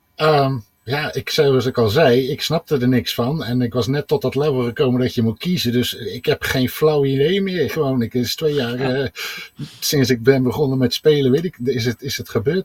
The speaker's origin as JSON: {"language": "Dutch", "town": "Eindhoven", "region": "North Brabant", "country": "Netherlands", "said": "Ik kom uit Eindhoven"}